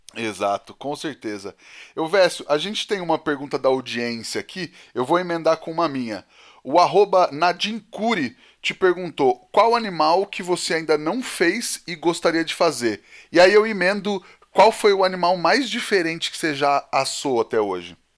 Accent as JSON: {"language": "Portuguese", "town": "Penápolis", "region": "São Paulo", "country": "Brazil", "said": "A gente é de Penápolis, no interior de São Paulo"}